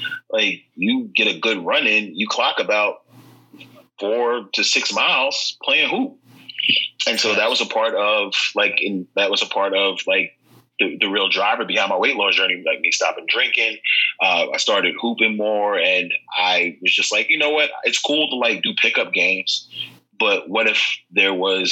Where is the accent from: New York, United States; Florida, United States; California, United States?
New York, United States; New York City; I grew up in Far Rockaway, very Irish Catholic.